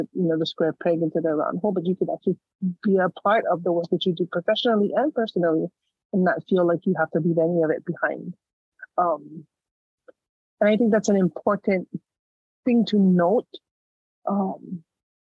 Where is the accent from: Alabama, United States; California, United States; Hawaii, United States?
Hawaii, United States; Waimanalo; I was born and raised in a small town on the southeast side of the island of Oahu in Hawaii, in a town called Waimanalo